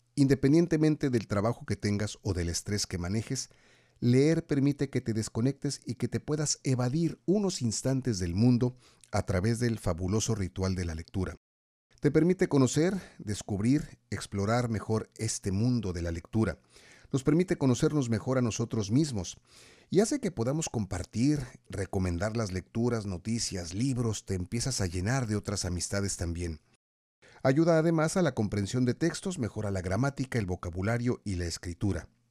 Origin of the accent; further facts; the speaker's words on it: Mexico; nos preocupan mucho como mexicanos